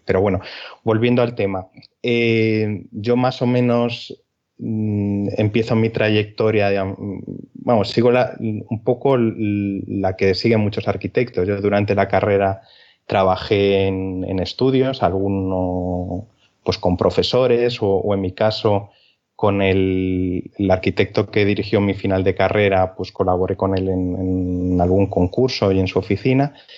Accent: Galicia, Spain; now in Albacete, Spain; soy gallego

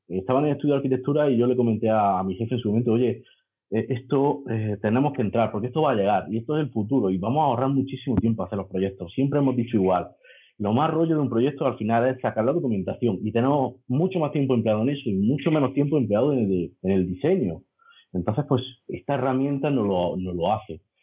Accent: Granada, Andalusia, Spain; de Granada, ingeniero de edificación

